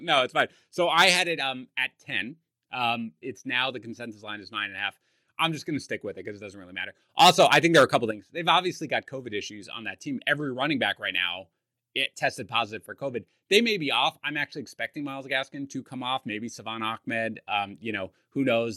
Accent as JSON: {"language": "English", "town": "New York City", "region": "New York", "country": "United States", "tie": "born or raised there", "said": "I was raised in Queens"}